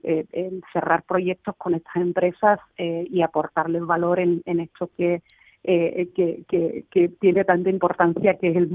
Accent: Cádiz, Andalusia, Spain; estoy súper orgullosa de ser gaditana, de ser de eh

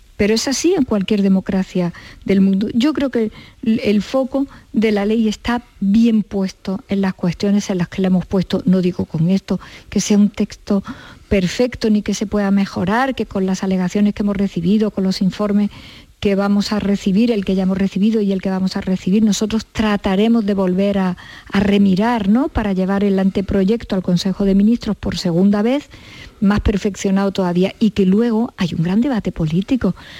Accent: Córdoba, Andalusia, Spain; yo soy cordobesa.

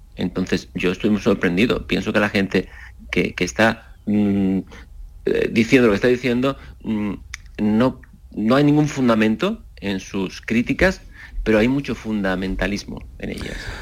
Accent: Seville, Andalusia, Spain; quiero que sea conocido mi trabajo en mi tierra

